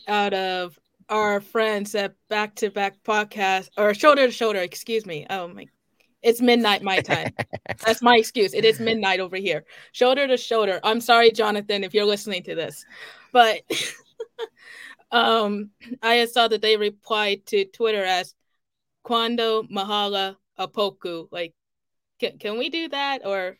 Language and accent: English; Midwest, United States; I'm from the Midwest